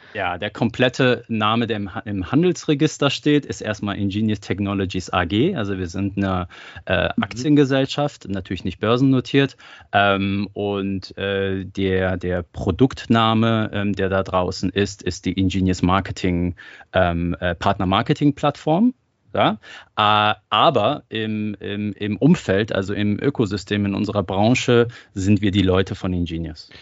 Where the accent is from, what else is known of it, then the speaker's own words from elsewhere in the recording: Germany; also born or lived in Iran; Ich bin gebürtiger Iraner, bin aber in Deutschland aufgewachsen